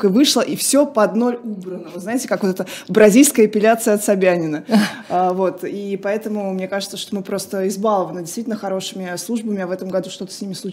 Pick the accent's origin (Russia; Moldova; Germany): Russia; Saratov, Saratov Oblast; moved away as an adult; now in Moscow, Russia; я почти 50 лет здесь. москвичка, вот честное слово. Да, да, я да. Я просто из Саратова, я когда приехала пару лет назад